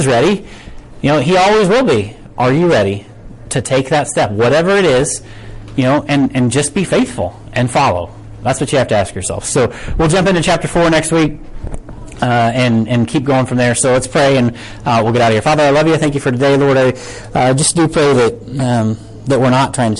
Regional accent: United States; American Christians

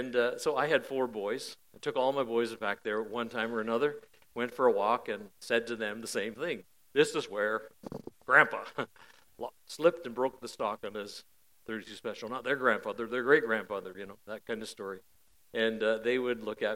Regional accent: Parry Sound, Ontario, Canada; I was born and raised near Parry Sound.

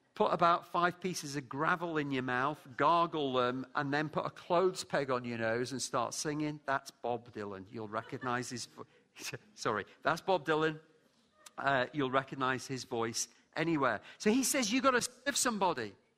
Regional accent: Lancashire, North West England, United Kingdom; also born or lived in London, United Kingdom; now in Scotland, United Kingdom; I'm from Lancashire.

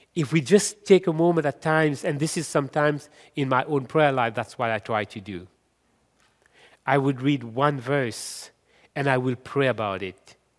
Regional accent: Mauritius; also born or lived in India (ancestry); now in Canada; I am from Mauritius

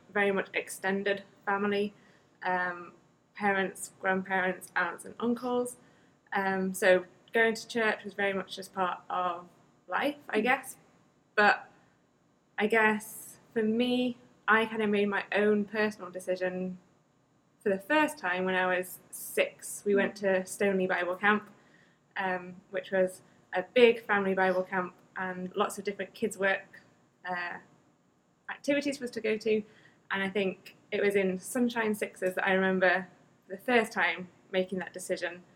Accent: United Kingdom; now in Canada; being a Brit

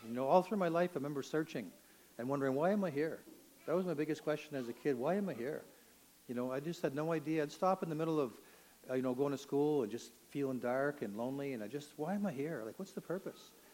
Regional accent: Toronto, Ontario, Canada; I grew up in Toronto

